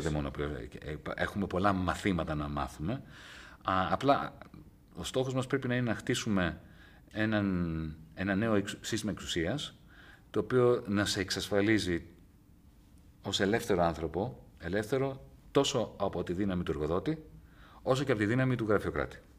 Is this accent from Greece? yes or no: yes; Greece; moved away; also born or lived in England; σε, πολύ μικρή ηλικία, όταν έφυγα από την Ελλάδα, το 1977, και πήγα στη, στην Αγγλία